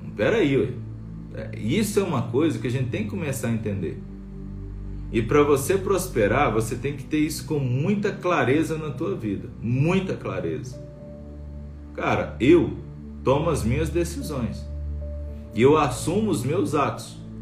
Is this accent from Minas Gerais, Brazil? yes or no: yes; Bom Sucesso, Minas Gerais, Brazil; now in Brasília, Brazil; eu sou de bom sucesso, eu sou do interior de Minas, né, da cidadezinha 180 assim quilômetros de BH